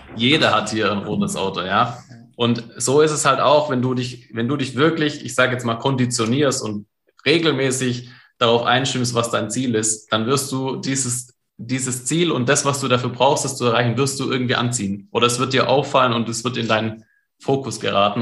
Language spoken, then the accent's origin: German; Germany; bei uns in Deutschland